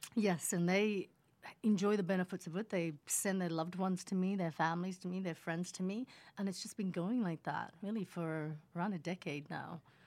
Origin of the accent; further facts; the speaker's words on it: Sydney, New South Wales, Australia; accent: Australian; English is a second language; moved away as an adult; also born or lived in Indonesia; now in Los Angeles, United States; my accent is Australian.